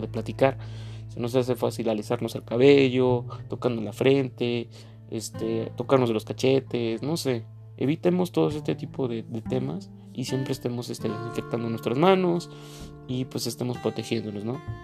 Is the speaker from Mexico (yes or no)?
yes; Mexico; Como mexicano